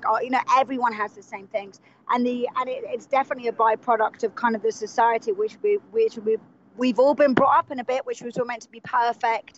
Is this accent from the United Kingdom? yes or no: yes; England, United Kingdom; we start as two English people